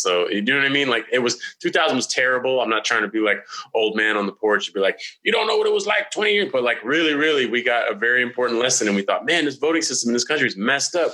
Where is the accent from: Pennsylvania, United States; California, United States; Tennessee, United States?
California, United States; I'm from California